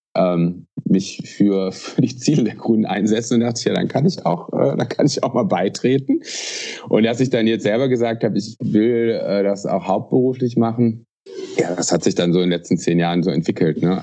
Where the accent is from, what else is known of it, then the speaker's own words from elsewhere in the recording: Aachen, North Rhine-Westphalia, Germany; ich bin äh, aus Aachen